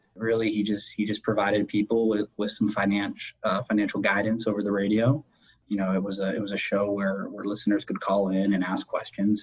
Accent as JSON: {"language": "English", "town": "Erie", "region": "Pennsylvania", "country": "United States", "tie": "born or raised there", "said": "I was born and raised in, in Erie"}